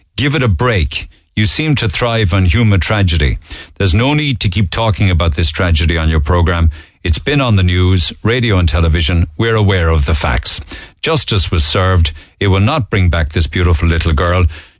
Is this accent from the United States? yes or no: no; Ireland; As an Irish person, it cuts me to the heart that we ever allowed this to happen.